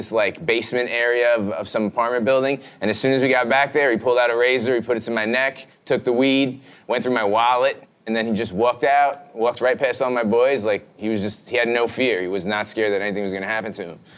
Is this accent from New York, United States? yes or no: yes; New York City, New York, United States; growing up in Brooklyn